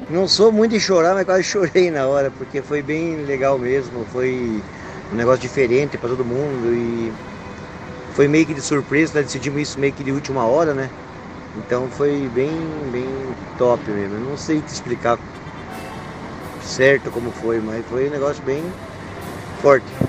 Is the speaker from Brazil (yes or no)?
yes; Brazil; Nós como brasileiros